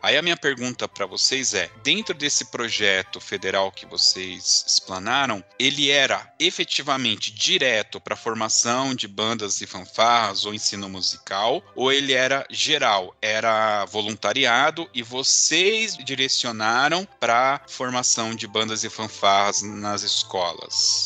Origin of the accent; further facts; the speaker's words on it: Southeast, Brazil; eu sou do Sudeste